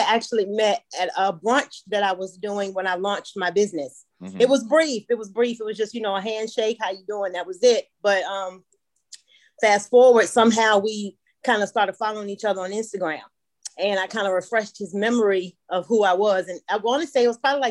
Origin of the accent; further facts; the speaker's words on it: Richmond, Virginia, United States; moved away as an adult; now in Atlanta, United States; I'm originally from Virginia, Richmond, Virginia, but I'm living in Atlanta. Been in Atlanta like, 13 years about